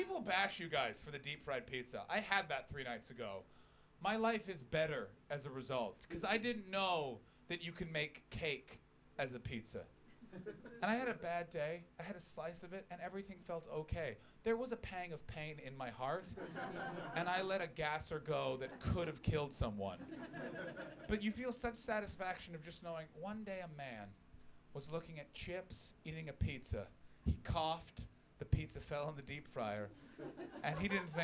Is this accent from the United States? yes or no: no; Canada; I'm a Canadian